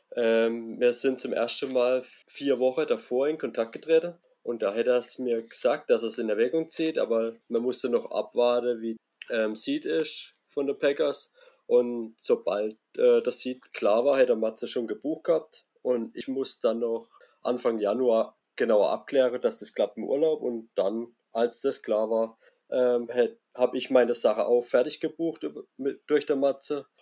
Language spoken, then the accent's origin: German; near Karlsruhe, Baden-Württemberg, Germany; komme aus Baden-Württemberg, aus der Nähe von Karlsruhe